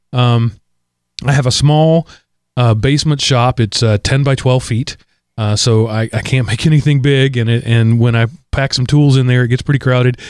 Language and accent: English; United States; I'm an American